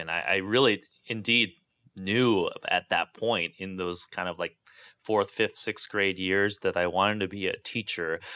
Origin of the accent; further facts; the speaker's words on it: Santa Barbara, California, United States; where I grew up as, um, you know, oppressively ugly and unpleasant Santa Barbara